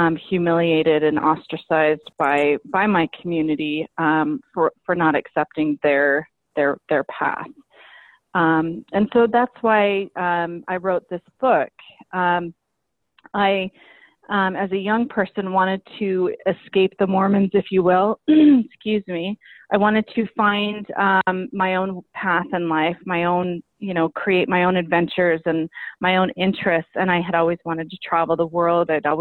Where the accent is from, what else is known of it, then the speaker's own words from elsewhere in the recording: Salt Lake City, Utah, United States; I grew up in Salt Lake City, Utah, which is a predominantly Mormon state